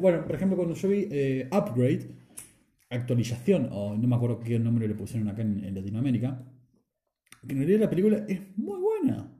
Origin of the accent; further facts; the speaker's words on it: Argentina; Somos argentinos.